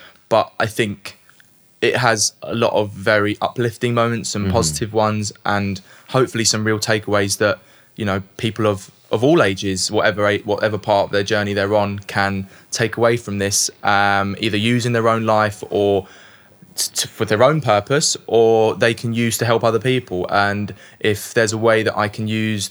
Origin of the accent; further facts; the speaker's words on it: London, United Kingdom; also born or lived in South Woodford; I was born in Leytonstone, East London